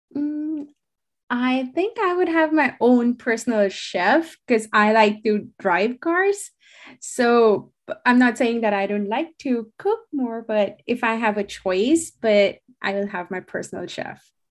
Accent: India; moved away as an adult; also born or lived in New Delhi / Connecticut, United States; I'm originally from India and went to undergrad in New Delhi before joining Central Connecticut State University for my graduate program

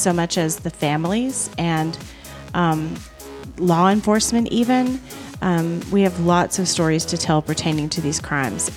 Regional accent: Lubbock, Texas, United States; We're from Lubbock, Texas

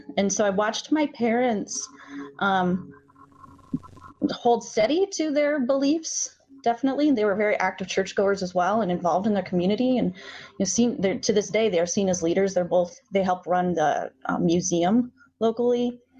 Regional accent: Inwood, United States; I grew up in a blue household.

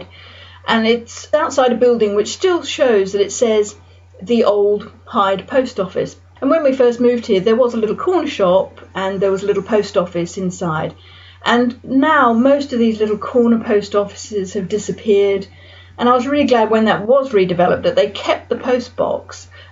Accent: Sydney, New South Wales, Australia; now in Winchester, United Kingdom; We lived in a house in a suburb of Sydney.

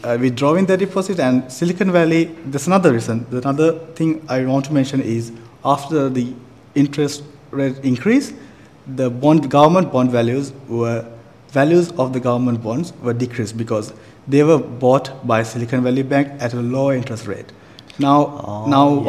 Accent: Sri Lanka; moved away as an adult; now in Taiwan; I'm from Sri Lanka, and I'm a second year master's student of Taipei School of Economics and Political Science

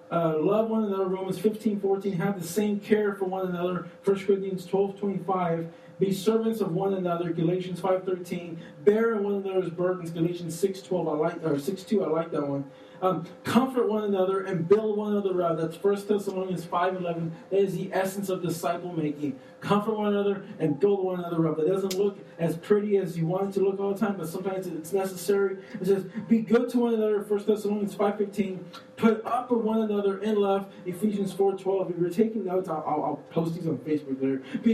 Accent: Austin, Texas, United States; we're from Austin, too.

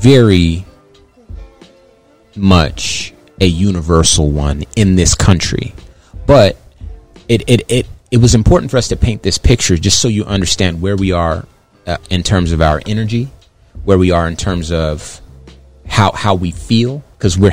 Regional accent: Compton, California, United States; I grew up in California, lived my life

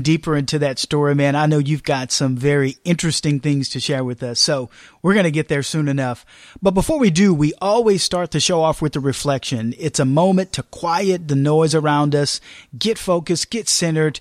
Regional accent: Austin, Texas, United States; Austin, Texas, my hometown, where I live and I sleep and I play and I give

